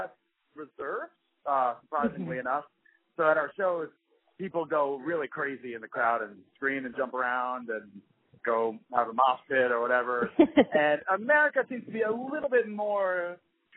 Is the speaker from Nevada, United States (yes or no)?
no; New York City, New York, United States; I'm from Queens, which is the most ethnically diverse place in New York